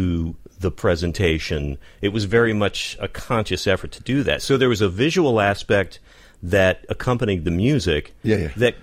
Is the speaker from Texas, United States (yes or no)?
yes; West Texas, United States; moved away; also born or lived in Los Angeles; I grew up in West Texas